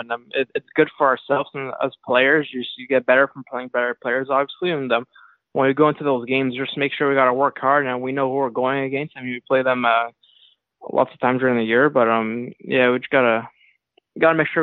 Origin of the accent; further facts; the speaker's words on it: Montreal, Quebec, Canada; also born or lived in New York City, United States; I was always from Montreal. I mean, I was born in Montreal.